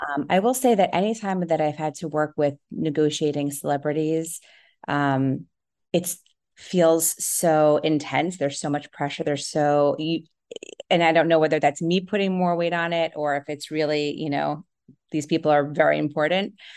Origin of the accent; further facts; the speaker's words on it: New Jersey, United States; I grew up in New Jersey